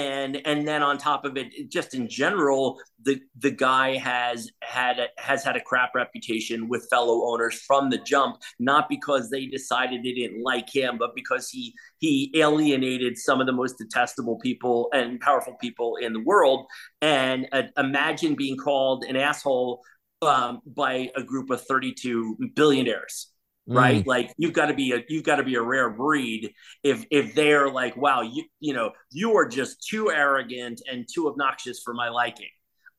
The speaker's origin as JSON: {"language": "English", "region": "New York", "country": "United States", "tie": "born or raised there", "moved": "as an adult", "lives_now": "Washington, United States", "said": "when I grew up in New York"}